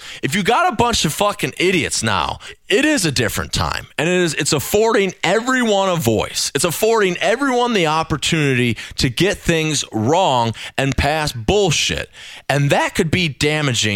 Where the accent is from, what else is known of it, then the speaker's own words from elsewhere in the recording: United States; as an American